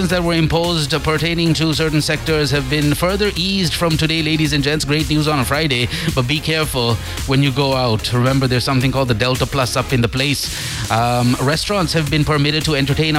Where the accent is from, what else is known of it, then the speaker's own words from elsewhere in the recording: Sri Lanka; We're Sri Lankan